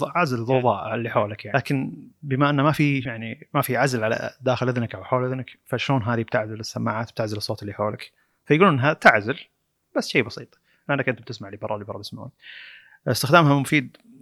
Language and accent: Arabic; Saudi Arabia; عندنا في السعوديه